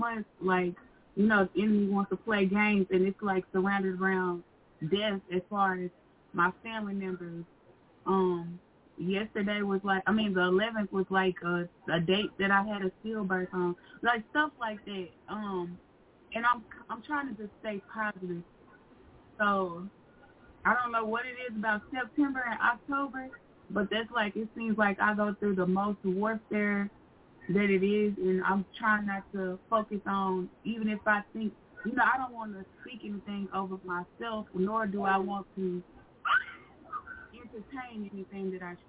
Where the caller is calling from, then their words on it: Arkansas, United States; from Arkansas.